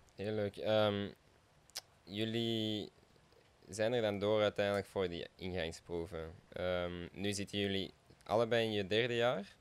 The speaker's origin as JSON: {"language": "Dutch", "town": "Essen", "region": "Flanders", "country": "Belgium", "said": "wij komen zelf uit Essen"}